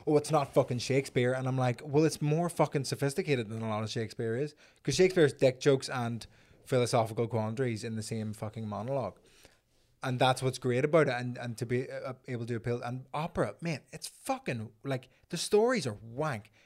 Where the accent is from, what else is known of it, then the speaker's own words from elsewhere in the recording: Belfast, Northern Ireland, United Kingdom; I'm from Belfast